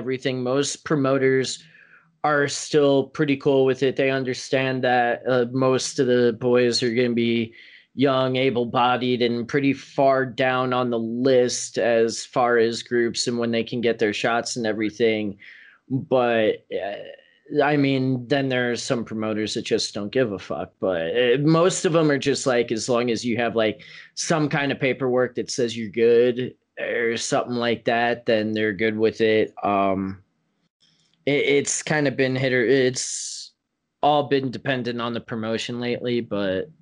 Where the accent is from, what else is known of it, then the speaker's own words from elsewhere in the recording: Las Vegas, Nevada, United States; I grew up in Vegas